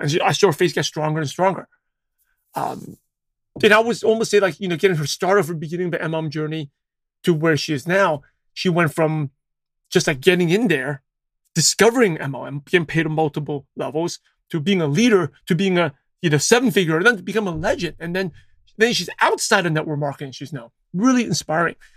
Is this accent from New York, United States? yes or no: yes; New York City, New York, United States; that's the high school I grew up with in, uh, New York City. I lived in Brooklyn, New York